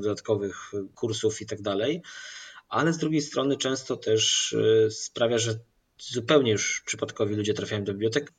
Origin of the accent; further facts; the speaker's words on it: Poland; Ja jestem z małego miasteczka, moi rodzice są ze wsi